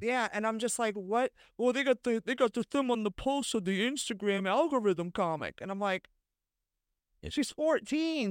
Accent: Bay Area, California, United States; moved away as an adult; also born or lived in Los Angeles; now in New York, United States; I was raised in the Bay Area

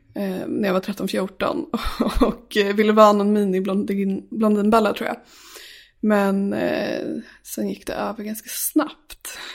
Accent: Sala, Västmanland, Sweden; moved away as an adult; Jag är uppvuxen i Sala som ligger utanför Västerås. Och eh, där bodde jag tills jag fyllde 18.

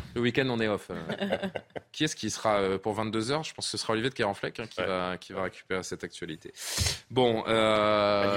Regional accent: France; chez nous en France

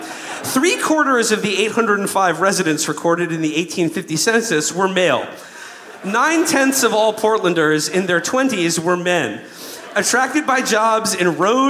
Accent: New York, United States; I'm from New York

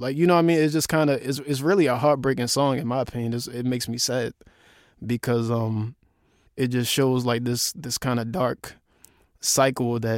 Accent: Baltimore, Maryland, United States; my hometown

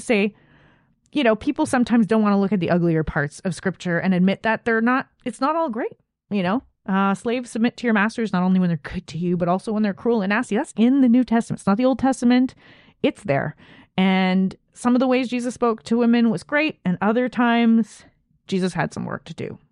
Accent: Canada; As a Canadian

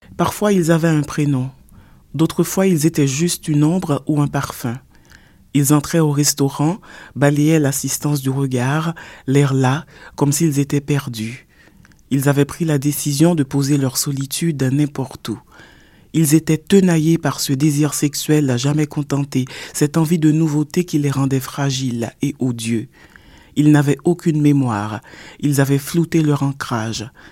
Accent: Port-au-Prince, Ouest, Haiti; Je suis née à Port-au-Prince, ah. à l'hôpital public. Donc, je suis une Port-au-Princienne pure et dure

